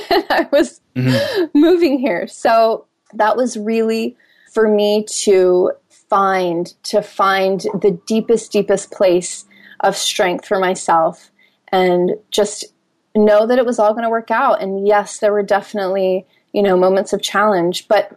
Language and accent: English; Minnesota, United States; moved away as an adult; now in Hawaii, United States; Here I come from Minnesota, moving to Hawaii.